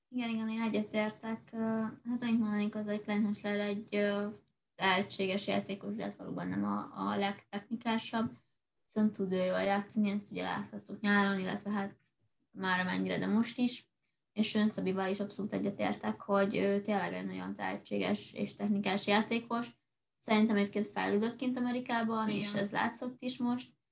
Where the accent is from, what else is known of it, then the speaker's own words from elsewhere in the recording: Hungary; magyarok vagyunk